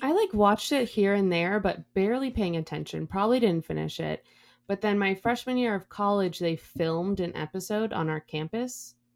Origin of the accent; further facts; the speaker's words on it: Midwest, United States; from the Midwest